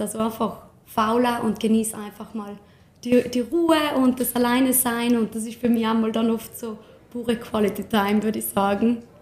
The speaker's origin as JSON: {"language": "German", "region": "Tyrol", "country": "Austria", "said": "hier bei uns in Tirol"}